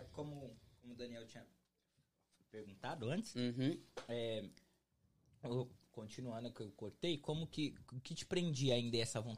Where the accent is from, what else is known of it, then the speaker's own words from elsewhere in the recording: Juazeiro do Norte, Ceará, Brazil; moved away as an adult; also born or lived in Fortaleza; now in United States; Sou de Juazeiro do Norte, Ceará. ou terrinha